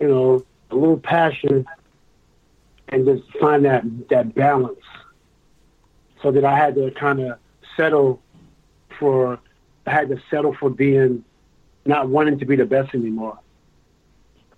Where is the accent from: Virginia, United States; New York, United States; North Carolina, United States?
New York, United States; I'm from New York